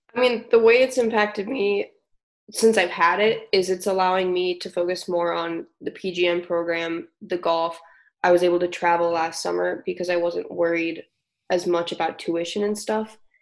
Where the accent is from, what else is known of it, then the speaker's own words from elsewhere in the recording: Brookings, South Dakota, United States; I grew up in Brookings, South Dakota